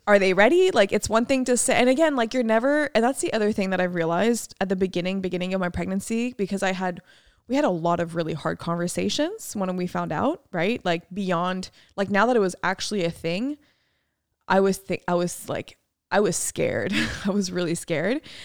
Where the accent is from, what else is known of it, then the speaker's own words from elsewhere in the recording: France; moved away; my hometown in France